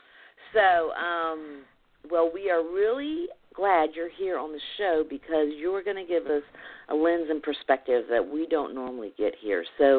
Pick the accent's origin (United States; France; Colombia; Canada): United States; the South; Clearly, I'm from the South and not from California.